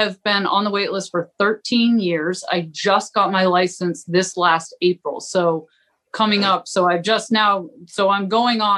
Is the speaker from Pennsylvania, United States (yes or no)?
no; Southwest Harbor, Maine, United States; I grew up on Southwest Harbor, so fishermen were, you know, I got woken up to clam diggers every morning